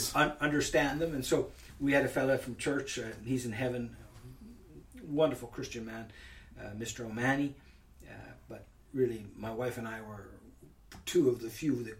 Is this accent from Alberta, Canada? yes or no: no; Northern Ontario, Canada; moved away as an adult; also born or lived in Ireland; I was from Northern Ontario, 40 below